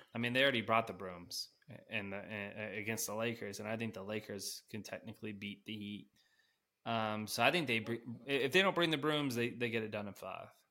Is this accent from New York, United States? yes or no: no; Denver, Colorado, United States; I'm from Denver, so gotta rep the city.